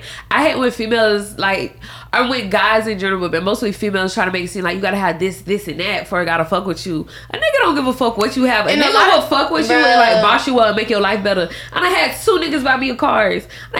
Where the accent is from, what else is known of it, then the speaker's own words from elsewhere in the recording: the South, United States; And then we're Southern women too. We're from the South